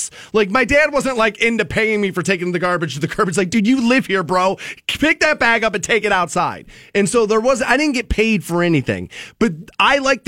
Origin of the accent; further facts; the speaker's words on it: Aurora, Ohio, United States; Like my dad, my mom, and I grew up in Aurora Shores.